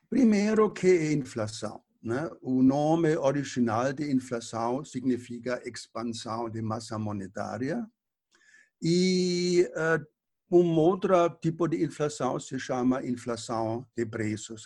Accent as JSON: {"language": "Portuguese", "country": "Germany", "tie": "born or raised there", "moved": "yes", "said": "eu nasci, eh, cresci na Alemanha"}